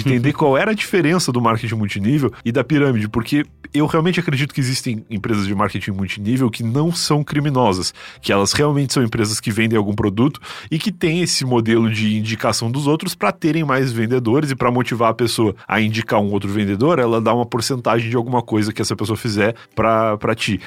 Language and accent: Portuguese; Rio Grande, Rio Grande do Sul, Brazil; moved away; also born or lived in São Paulo; como eu sou de Rio Grande, que é uma cidade pequena